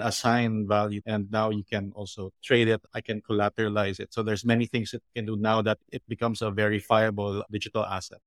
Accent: Philippines; I grew up in the Philippines

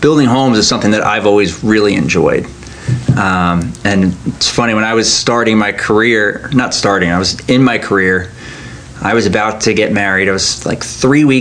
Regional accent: Huntington, New York, United States; moved away as an adult; now in Annapolis, United States; So I'm originally from New York. I grew up on Long Island

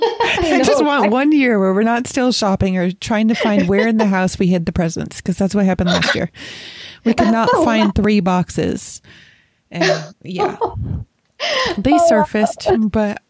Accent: Rochester, New York, United States; I grew up in Rochester, New York, which is really close to Canada

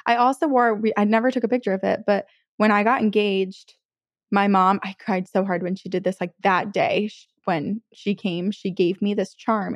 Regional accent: United States; I grew up on Lake Champlain boating just around there

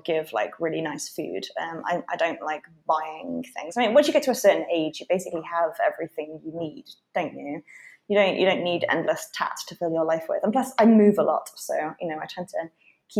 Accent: United Kingdom; moved away as an adult; also born or lived in London; now in Berlin, Germany; I am British

